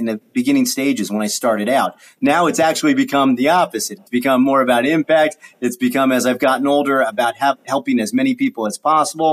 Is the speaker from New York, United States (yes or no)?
no; Fairborn, Ohio, United States; also born or lived in Dayton, Ohio; I grew up in Dayton, Ohio, Fairborn, Ohio